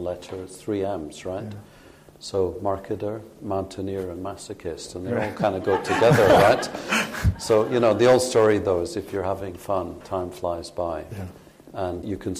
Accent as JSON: {"language": "English", "region": "Scotland", "country": "United Kingdom", "moved": "yes", "said": "I like to say as a Scotsman"}